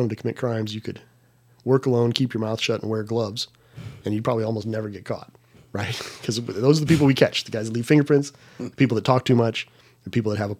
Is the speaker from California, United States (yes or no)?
yes; San Diego, California, United States; moved away; I'm from San Diego